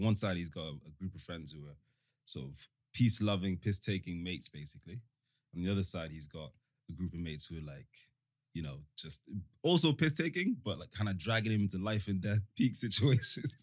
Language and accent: English; London, United Kingdom; born or raised there; also born or lived in Africa / United States / Rwanda